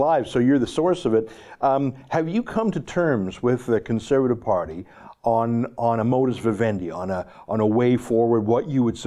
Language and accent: English; Alberta, Canada; as an Alberta boy, I mean, I've grown up around oil and gas